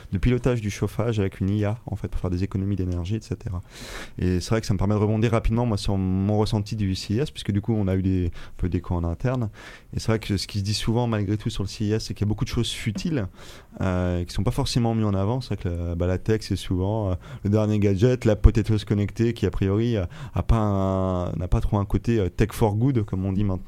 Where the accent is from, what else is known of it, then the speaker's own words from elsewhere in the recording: Brittany, France; chez nous en France et chez nous en Bretagne